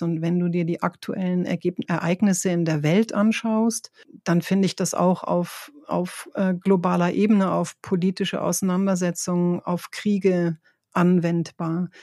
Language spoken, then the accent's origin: German; Northern Germany, Germany; moved away; ich komme ja aus Norddeutschland, wir sind ja äh, sehr gerade und sehr direkt